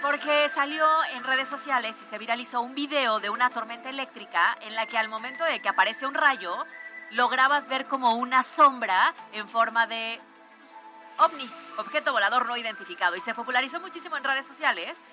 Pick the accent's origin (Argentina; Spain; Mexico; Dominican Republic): Mexico; Puebla; Nosotros como poblanos lo vivimos de manera constante en el volcán Popocatépetl